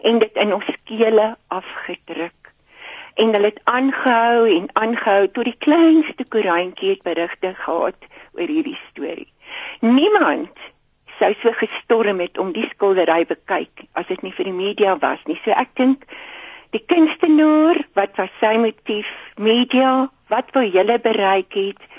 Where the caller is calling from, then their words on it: Gauteng, South Africa; ek is … van Gauteng.